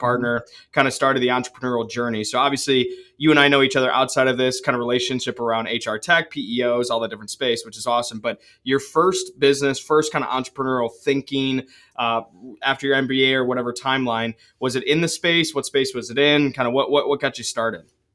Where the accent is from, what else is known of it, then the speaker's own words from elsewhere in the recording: Ann Arbor, Michigan, United States; also born or lived in Holland, Michigan; I grew up in Ann Arbor